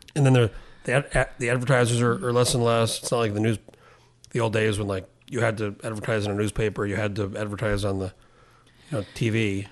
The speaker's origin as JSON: {"language": "English", "town": "Albuquerque", "region": "New Mexico", "country": "United States", "tie": "born or raised there", "moved": "yes", "lives_now": "Juneau, United States", "said": "I grew up in Albuquerque"}